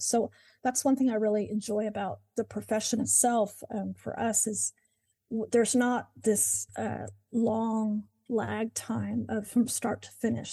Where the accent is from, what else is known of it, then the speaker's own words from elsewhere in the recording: Moore, Oklahoma, United States; I grew up in Oklahoma, in Moore, Oklahoma, and have lived here most of my life